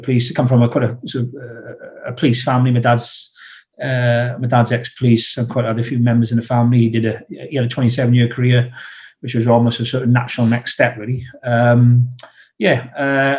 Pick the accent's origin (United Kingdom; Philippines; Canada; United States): United Kingdom; South Wales; accent: South Wales; moved away as an adult; I'm from South Wales